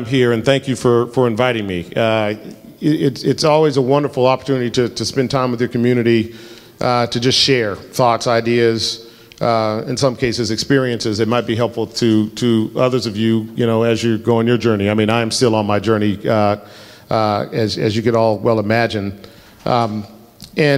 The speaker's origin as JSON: {"language": "English", "town": "Denver", "region": "Colorado", "country": "United States", "tie": "born or raised there", "said": "I grew up in Colorado. I'm the fourth generation in my family from Colorado."}